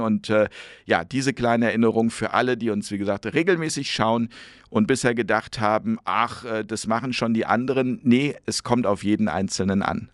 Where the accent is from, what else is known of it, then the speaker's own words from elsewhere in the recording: Hamburg, Germany; aus meiner Heimatstadt äh, Hamburg